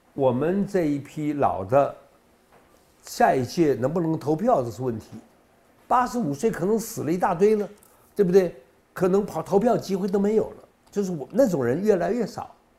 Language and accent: Chinese; South Korea; now in Taiwan; 我从韩国来的